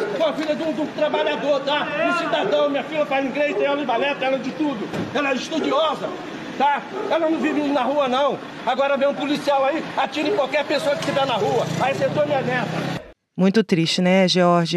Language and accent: Portuguese; Rio de Janeiro, Brazil; also born or lived in Baixada Fluminense; eu sou do Rio de Janeiro nascida no Rio de Janeiro, morei na Baixada Fluminense lá